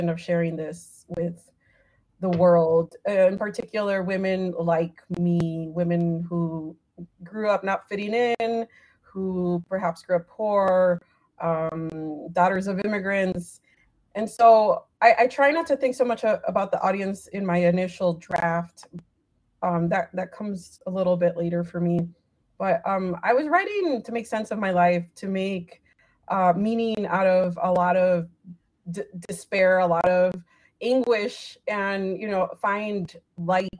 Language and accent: English; United States; also born or lived in Mexico (ancestry); I am very proud of being both a woman and being Mexican American. And so I find it to be an honor, you know, to be a daughter of Mexican immigrants